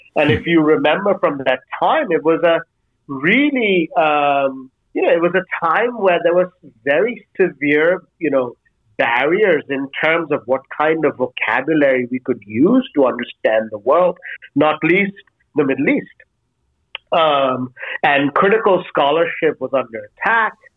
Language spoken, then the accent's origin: English; India; moved away as an adult; now in Denmark; I grew up in India. So in some ways, the first 18 years of my life, I was in and around